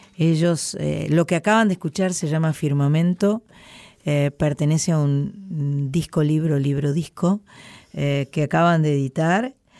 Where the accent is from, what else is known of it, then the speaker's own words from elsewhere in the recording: Buenos Aires, Argentina; soy eh, argentina, soy porteña, amo el río de la Plata